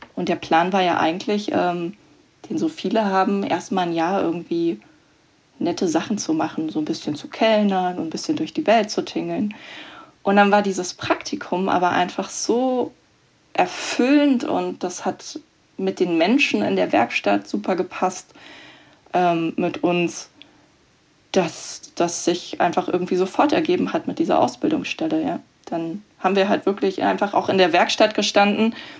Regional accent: Berlin, Germany; also born or lived in Bavaria; ich komme ursprünglich auch aus Berlin, also ähm, vom Rand Berlin

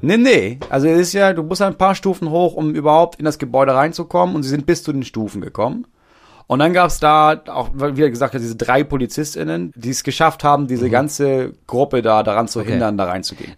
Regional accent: Lower Saxony, Germany; bei uns in Niedersachsen

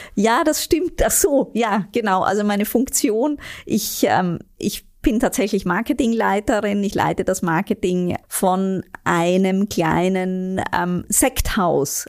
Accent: Vienna, Austria; moved away as an adult; now in Germany; Ich bin eine echte, waschechte Wienerin.

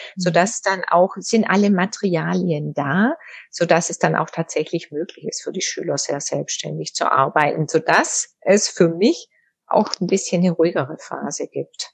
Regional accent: Southern Germany, Germany; moved away as an adult; also born or lived in Tübingen / North Rhine-Westphalia; now in Düsseldorf, Germany; ich komme aus Süddeutschland

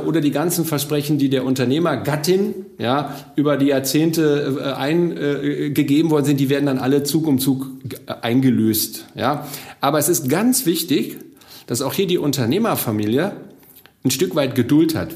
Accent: Bochum, North Rhine-Westphalia, Germany; Ich komme aus Bochum, also ich bin aus dem Ruhrgebiet, ich bin hier groß geworden

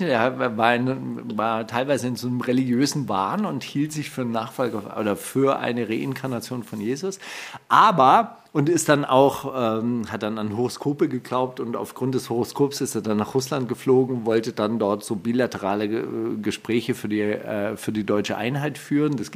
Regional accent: Palestine; Ich bin Palästinenser, ich kann nichts dafür. Ja, ich komme nun mal daher. Ja, ich werde das auch nicht ablegen.

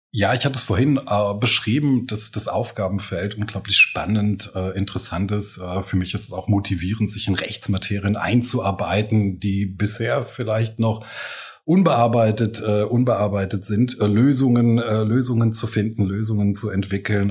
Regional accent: Eifel, Rhineland-Palatinate, Germany; also born or lived in Trier / Koblenz; now in Mainz, Germany; ich bin ja in der Eifel aufgewachsen

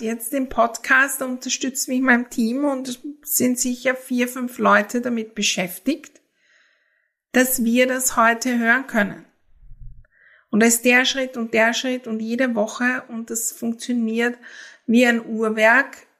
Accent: Austria; für mich als Österreicherin

